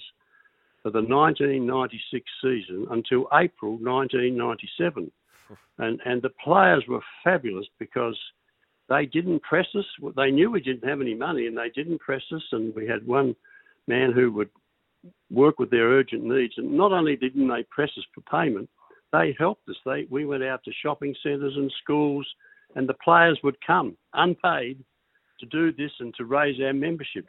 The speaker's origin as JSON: {"language": "English", "town": "Adelaide", "region": "South Australia", "country": "Australia", "tie": "born or raised there", "moved": "yes", "said": "Adelaide is my hometown."}